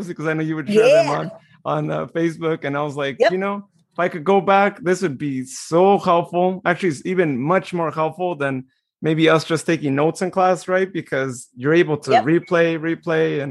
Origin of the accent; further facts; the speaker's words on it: Modesto, California, United States; growing up in the Valley and going to high school